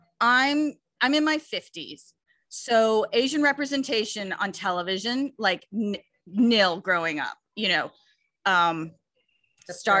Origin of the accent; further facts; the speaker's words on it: Canada; I'm Canadian